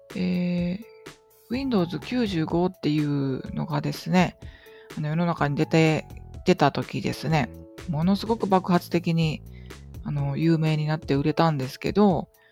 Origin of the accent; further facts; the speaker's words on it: Tsuda, Kagawa, Japan; 私の出 身地は香川県の東の方にある津田町っていうとこ